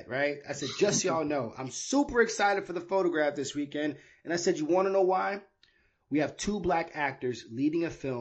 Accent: New York, United States; also born or lived in Miami, Florida; I was born in Miami and I was raised in New York

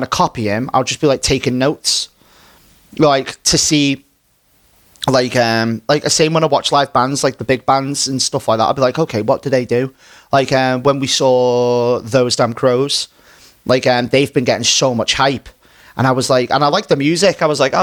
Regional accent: Runcorn, North West England, United Kingdom; my hometown. So like in Runcorn

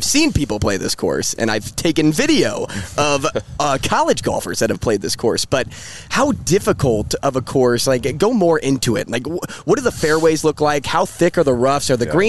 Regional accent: St. Louis, Missouri, United States; born or raised there

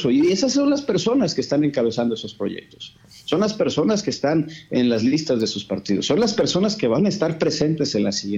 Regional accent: Mexico; Pues, todos, todos somos mexicanos.

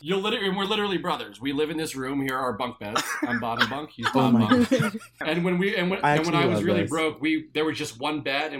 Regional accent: Jacksonville, Florida, United States; also born or lived in Ohio; now in Los Angeles, United States; I'm from, well, technically I was born in Ohio, but really I'm from Jacksonville, Florida.

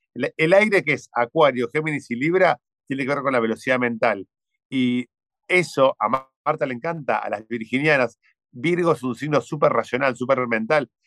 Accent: Argentina; Aquí en Argentina le decimos es un dandy

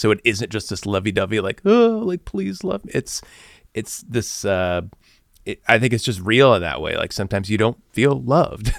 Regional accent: Bloomington, Illinois, United States; moved away; being from Bloomington, Illinois, like I was

